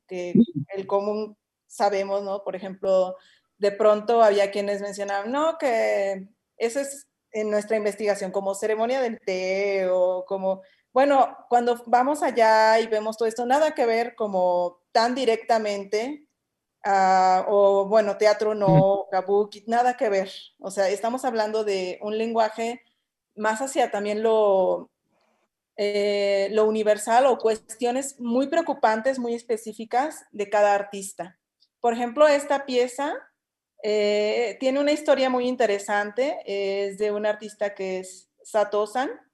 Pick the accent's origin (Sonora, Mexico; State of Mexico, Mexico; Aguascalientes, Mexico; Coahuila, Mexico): Coahuila, Mexico; Torreón; now in Guanajuato, Mexico; hay unos que ya nos adoptó Guanajuato, como a mí, porque yo soy de Torreón, Coahuila